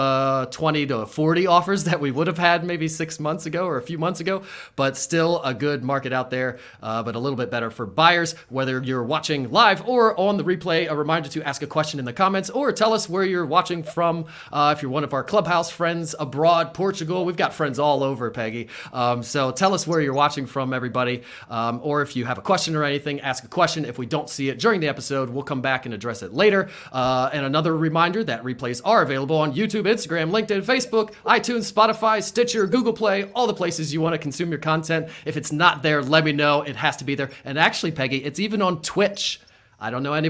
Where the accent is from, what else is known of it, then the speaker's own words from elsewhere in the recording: Mechanicsburg, Pennsylvania, United States; also born or lived in Williamsport, Pennsylvania; I grew up on the Hill, went to Mechanicsburg High School